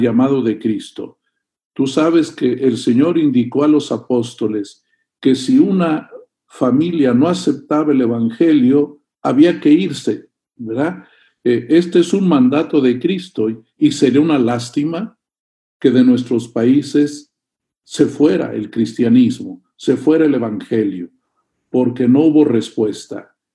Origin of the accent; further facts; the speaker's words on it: Monterrey, Nuevo León, Mexico; tú y yo somos mexicanos de aquí de Monterrey